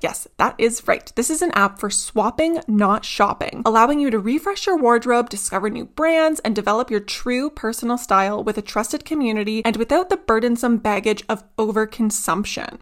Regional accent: Southern Ontario, Canada; where I grew up and stuff in Southern Ontario

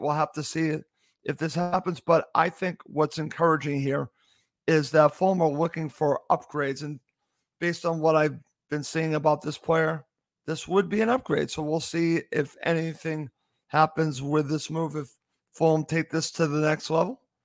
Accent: United States; I'm an American

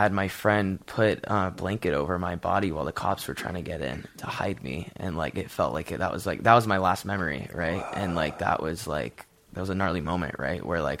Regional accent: Santa Barbara, California, United States; I'm from Santa Barbara, California.

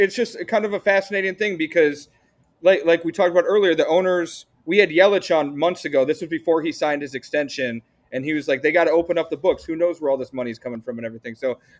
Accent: Cleveland, Ohio, United States; I'm from Cleveland, by the way. I'm an Indians fan.

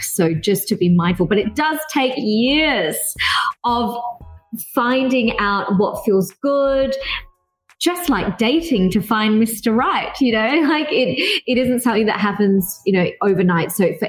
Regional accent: Philippines; I had my best friend when I lived in Dubai as a Filipina.

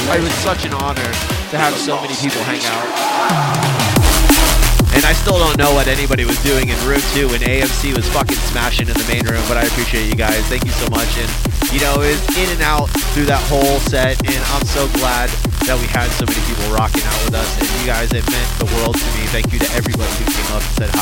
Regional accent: Orlando, Florida, United States; moved away; my hometown homies

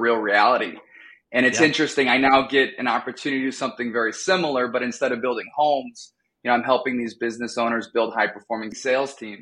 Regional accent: Oregon, United States; moved away as an adult; also born or lived in Boston / San Diego / Chicago; now in Wisconsin, United States; born and raised in Oregon.

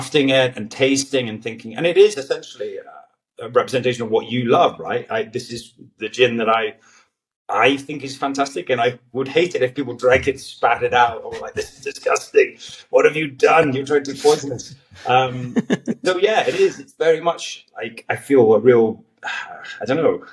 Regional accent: Galloway, Scotland, United Kingdom; my hometown in the southwest in Galloway

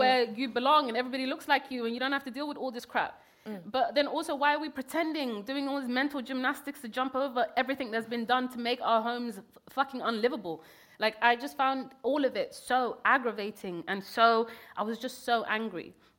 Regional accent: Kenya; born there; I was born in Kenya. I never even got to even step foot in Somalia at that point.

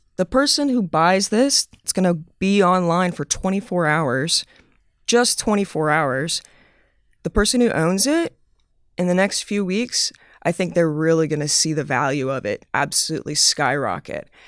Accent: the South, United States; I'm from the South. I'm from the U S.

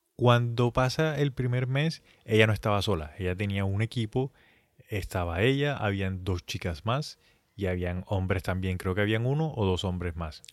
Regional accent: Colombia; nosotros siendo colombianos, pues digamos que nosotros ya tenemos una base en el colegio, en la universidad

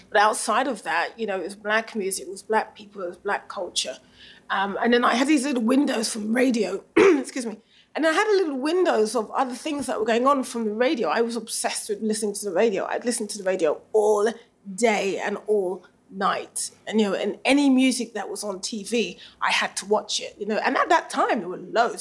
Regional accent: England, United Kingdom; so where are you from? And you say, England.

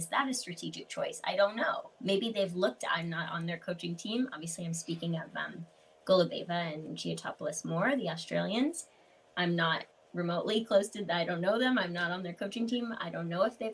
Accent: Canada; being an English speaking Canadian

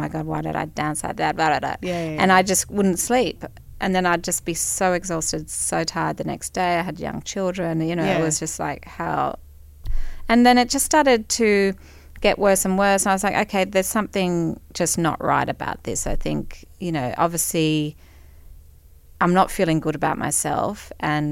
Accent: Brisbane, Queensland, Australia; I grew up in Brisbane.

